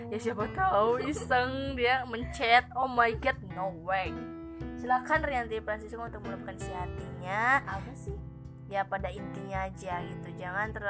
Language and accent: Indonesian; Java, Indonesia; karena kebetulan aku juga orang Jawa jadi gini tuh sering kayak tanya-tanya